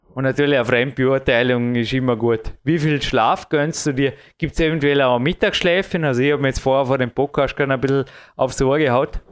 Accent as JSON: {"language": "German", "region": "Vorarlberg", "country": "Austria", "said": "bei uns in Österreich"}